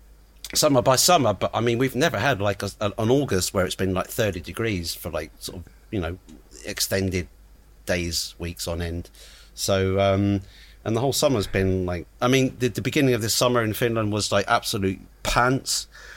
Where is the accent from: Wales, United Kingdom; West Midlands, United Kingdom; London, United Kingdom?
London, United Kingdom; born there; even though I was born living in London, and I couldn't.